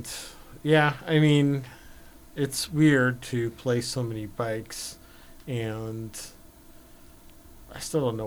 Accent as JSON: {"language": "English", "town": "Los Angeles", "region": "California", "country": "United States", "tie": "born or raised there", "said": "growing up in Los Angeles"}